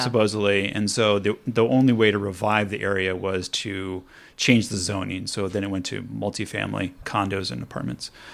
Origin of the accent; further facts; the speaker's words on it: Los Angeles, California, United States; now in Pasadena, United States; I'm from Los Angeles, so I'm a, not a native Pasadena person, but the reason why I moved to Pasadena is 'cause it had more history.